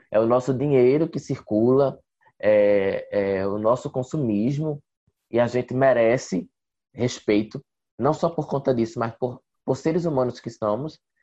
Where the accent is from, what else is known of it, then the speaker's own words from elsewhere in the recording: Passira, Pernambuco, Brazil; also born or lived in Recife; eu sou do interior, eu sou de Passira, Grécia Setentrional de Pernambuco